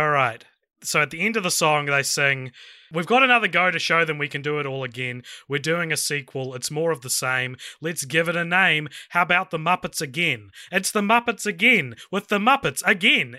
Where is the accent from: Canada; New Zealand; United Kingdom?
New Zealand; I'm from New Zealand